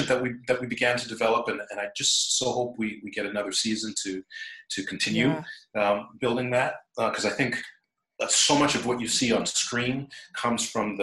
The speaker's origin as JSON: {"language": "English", "country": "Trinidad & Tobago", "said": "We're both from Trinidad"}